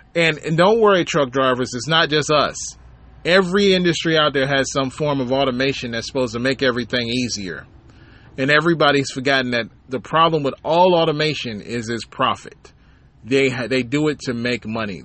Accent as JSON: {"language": "English", "region": "Michigan", "country": "United States", "said": "my home state, Michigan"}